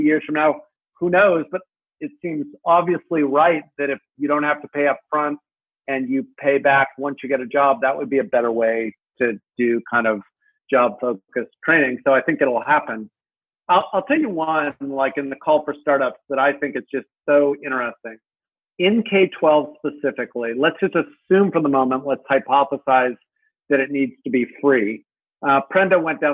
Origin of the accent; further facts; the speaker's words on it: United States; as an American